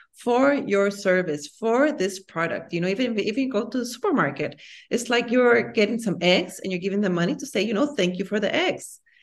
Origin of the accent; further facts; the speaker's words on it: Guatemala; moved away; also born or lived in United States / France / Singapore / Belgium; I'm from Guatemala, and I love my country.